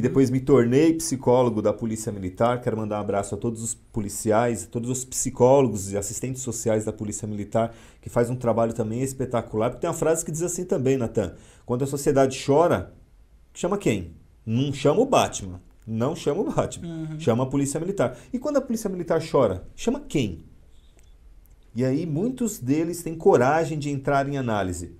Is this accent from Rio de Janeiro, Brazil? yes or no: no; São Paulo, Brazil; moved away as an adult; now in Mauá, Brazil; eu nasci em São Paulo, fui criado na Zona Leste, em São Miguel Paulista.